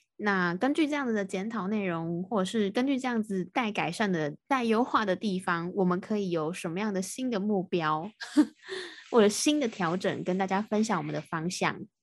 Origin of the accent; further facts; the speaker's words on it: Taiwan; 我是台湾的